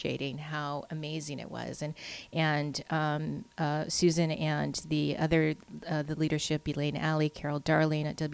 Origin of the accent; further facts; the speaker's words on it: Steinbach, Manitoba, Canada; I grew up in Steinbeck.